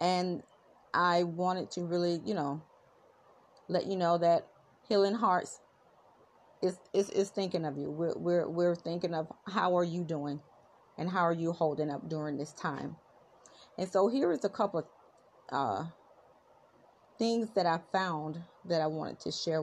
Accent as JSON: {"language": "English", "region": "South Florida", "country": "United States", "said": "I am from South Florida. I am in the beautiful city of Fort Lauderdale, Florida"}